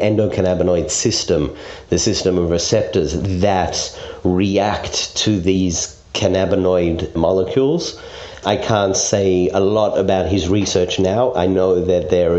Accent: Perth, Western Australia, Australia; also born or lived in South Africa; now in Israel; I grew up in Perth, a small city on the west coast

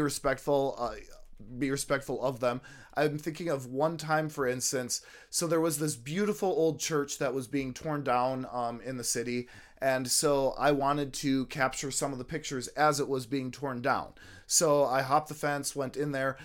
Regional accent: United States; I was from America

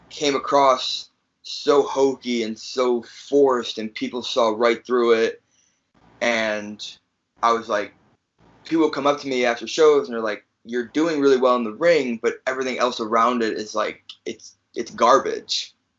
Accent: Chicago, Illinois, United States; also born or lived in New Jersey; I'm from fr- from Chicago, but I was originally born in New Jersey. I was born in New Jersey

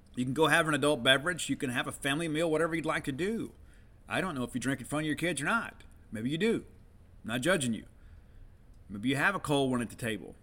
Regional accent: Columbia, Mississippi, United States; moved away; also born or lived in Starkville, Mississippi; my hometown of Columbia, Mississippi

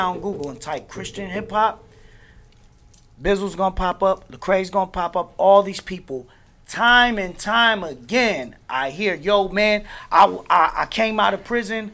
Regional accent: Newark, New Jersey, United States; now in Orlando, United States; I'm from Newark, New Jersey, currently out in Orlando.

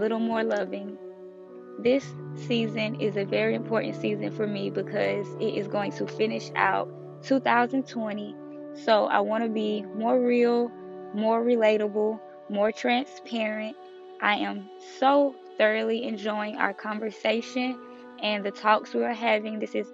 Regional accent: Miami, Florida, United States; moved away; also born or lived in Tampa Bay, Florida; I grew up in Miami and Tampa Bay for a short period of my time, for a short period of my life

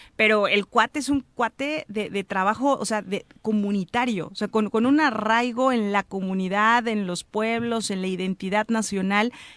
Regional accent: Mexico; como mexicana

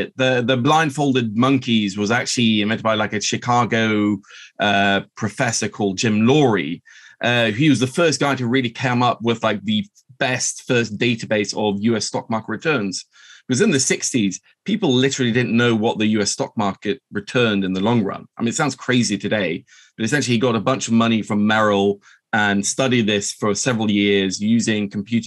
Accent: Oslo, Norway; also born or lived in London; I'm half Norwegian. I grew up here in Oslo

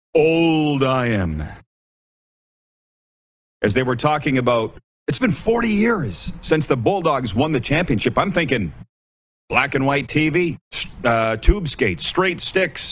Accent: Milestone, Saskatchewan, Canada; my hometown of Milestone, Saskatchewan

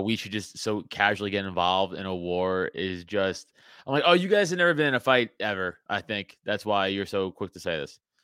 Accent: New York City, New York, United States; now in Philadelphia area, United States; I was a sophomore in high school, I'm from New York Ci, I'm, you know, from Staten Island

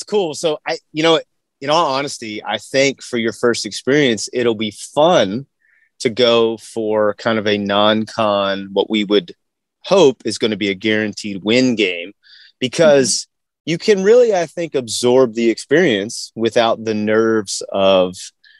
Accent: Virginia, United States; I am from a little map.dot town in Virginia. And obviously, Virginia being one of the colonial states, pretty much everywhere in and around where I grew up

